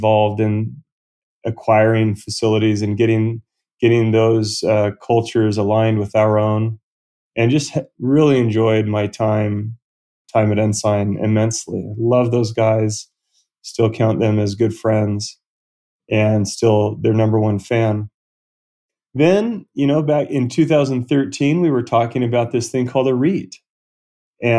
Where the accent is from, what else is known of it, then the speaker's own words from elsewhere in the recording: Southern California, United States; Southern California, where I was born and raised